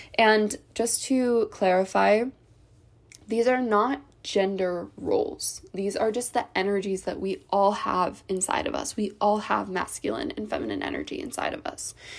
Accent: Ohio, United States; I grew up in the Midwest, in Ohio

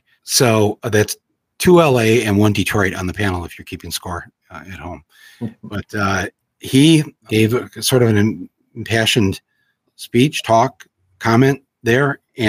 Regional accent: Ireland; I said, yeah, I'm supposed to drink because I'm Irish.

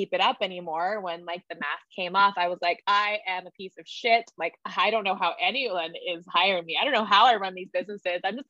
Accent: Hawaii, United States; I grew up in Hawaii

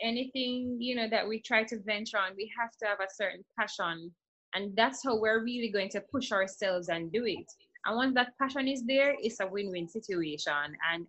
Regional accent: Jamaica; I'm from Jamaica.

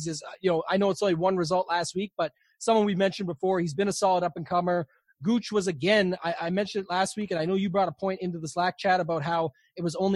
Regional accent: Canada; I'm Canadian

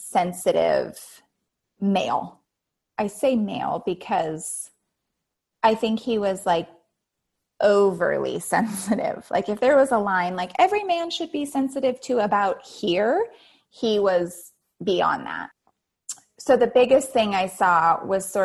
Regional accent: Santa Monica, California, United States; also born or lived in Santa Barbara, California / Playa del Rey, California; I was born in Santa Monica, California, and I actually have not left Southern California

